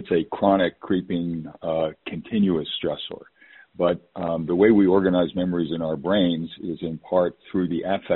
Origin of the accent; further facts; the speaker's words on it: New York, United States; moved away; also born or lived in West Coast; I was born and raised in New York